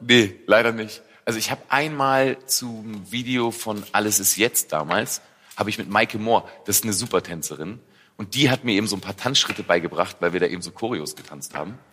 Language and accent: German; a village near Braunschweig, Lower Saxony, Germany; ich komme ja aus dem Dorf bei Braunschweig und ich bin mit der Bratwurst in der Hand groß geworden.